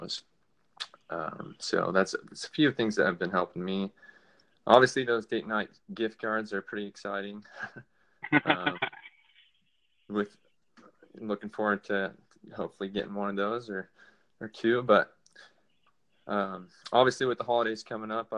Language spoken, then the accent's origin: English; Salt Lake City, Utah, United States; moved away as an adult; now in Alaska, United States; I was born in Salt Lake City, Utah.